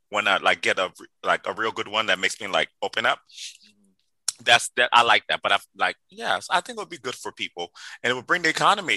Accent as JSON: {"language": "English", "country": "Liberia", "tie": "born or raised there", "moved": "yes", "said": "I grew up in Liberia, West Africa, the first independent country in on African continent"}